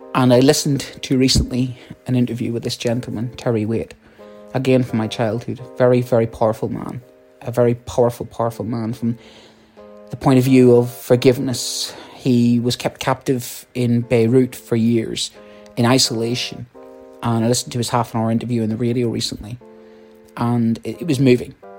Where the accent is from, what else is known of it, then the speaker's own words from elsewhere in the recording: Ireland; I'm Irish